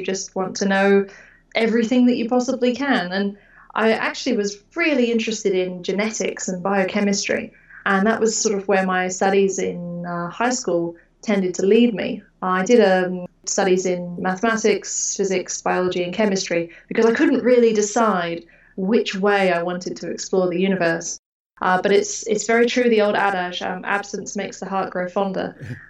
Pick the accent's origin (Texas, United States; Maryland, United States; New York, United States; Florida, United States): Texas, United States; Houston; As for the dark skies, growing up in Houston, no, not really. The Northern Hemisphere sky is quite disappointing. And, you know, living in a humid, cloudy suburb of outskirts of Houston, not really.